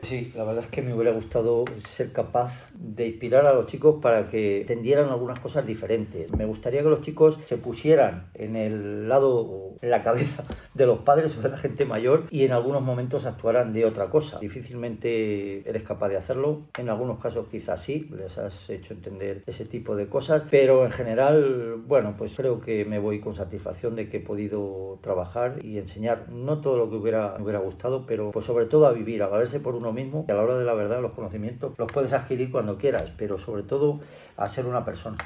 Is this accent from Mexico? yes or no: no; Nava de la Asunción, Castile and León, Spain; me gustaba trabajar por mi pueblo